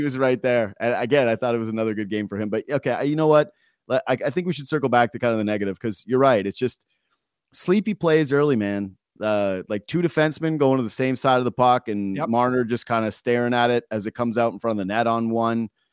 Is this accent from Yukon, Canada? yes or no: yes; Yukon, Canada; growing up in the Yukon and you play on the the the, the provincial team or the territory team